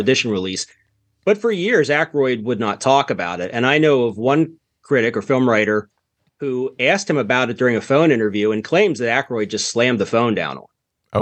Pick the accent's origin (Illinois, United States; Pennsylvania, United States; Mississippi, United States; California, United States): Pennsylvania, United States; I'm from Pennsylvania, there's a, a town here called Centralia